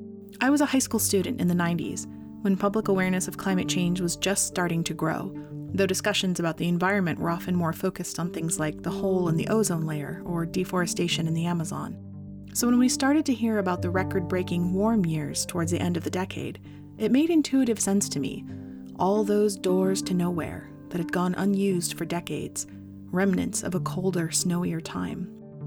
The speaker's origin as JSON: {"language": "English", "region": "Vermont", "country": "United States", "tie": "born or raised there", "said": "Growing up in Vermont, several of my friends lived in old farmhouses"}